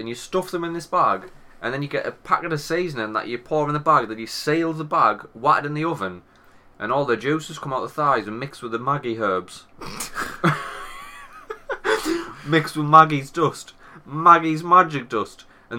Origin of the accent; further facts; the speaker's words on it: England, United Kingdom; I'm an Englishman.